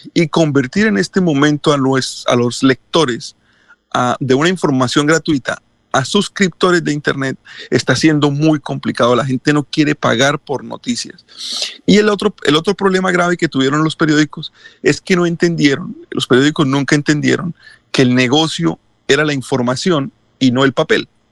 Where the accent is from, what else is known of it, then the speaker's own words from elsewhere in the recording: Colombia; nosotros en Colombia, la primera radio que escuchamos fue la radio de Cuba